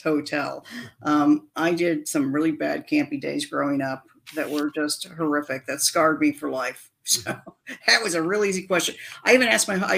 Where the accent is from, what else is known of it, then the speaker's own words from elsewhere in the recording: Indiana, United States; now in Phoenix, United States; Growing up in Indiana, we had the Orville Redenbacher Popcorn Festival